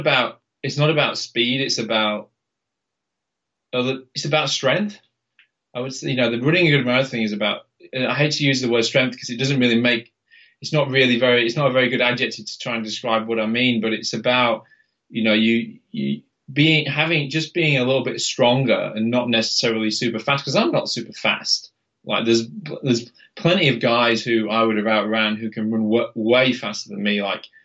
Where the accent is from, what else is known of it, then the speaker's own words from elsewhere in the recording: Halifax, Yorkshire and the Humber, United Kingdom; Yeah. I mean, and where I lived in Halifax, that's the centre of the Pennines, right? It's like super hilly, like really hilly.